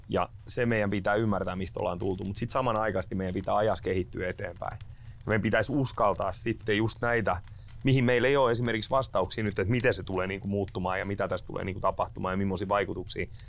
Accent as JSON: {"language": "Finnish", "town": "Turku", "region": "Southwest Finland", "country": "Finland", "moved": "yes", "lives_now": "Savonia, Finland", "said": "Mä olen lähtöisin turkulainen kaveri, joka on päätynyt Savoon"}